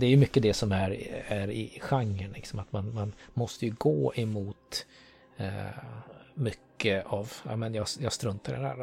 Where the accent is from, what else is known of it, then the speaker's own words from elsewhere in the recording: Sweden; Jag är ju född och uppväxt i Sverige